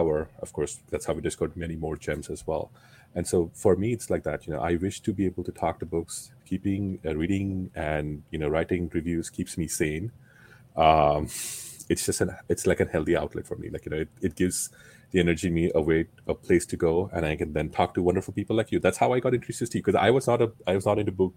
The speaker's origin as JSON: {"language": "English", "country": "India", "tie": "born or raised there", "moved": "as an adult", "lives_now": "United States", "said": "I was growing up in India"}